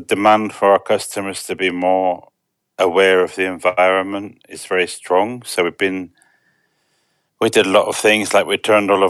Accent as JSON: {"language": "English", "town": "Bristol", "region": "South West England", "country": "United Kingdom", "tie": "born or raised there", "also_born_or_lived": "London", "moved": "as an adult", "lives_now": "Romania", "said": "I was born in Brislington and lived there until I was about 18."}